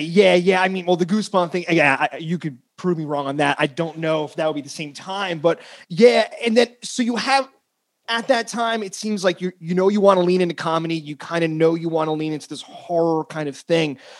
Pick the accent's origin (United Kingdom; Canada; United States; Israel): United States; now in San Francisco, United States; I grew up in North Jersey, Queens